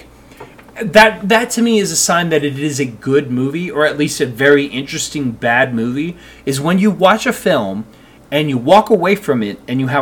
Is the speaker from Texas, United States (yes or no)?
yes; Dallas, Texas, United States; I grew up in Dallas